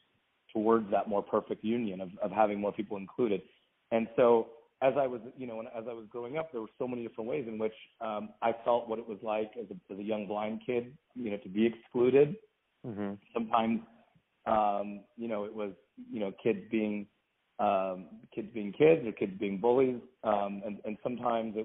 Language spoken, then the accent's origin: English; Washington, United States; also born or lived in Baltimore County, Maryland; we moved from Maryland to Washington State. And I grew up, went to public schools here